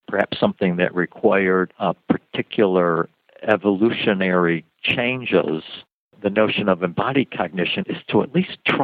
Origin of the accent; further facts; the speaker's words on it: Cleveland, Ohio, United States; moved away as an adult; also born or lived in Oxford, Ohio / Michigan / Wisconsin; now in Arizona, United States; I was born in Cleveland